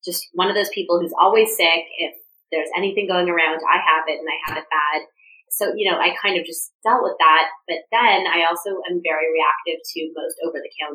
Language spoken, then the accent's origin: English; Toronto, Ontario, Canada; moved away as an adult; also born or lived in Vancouver, Canada; now in Los Angeles, United States; I'm from Toronto.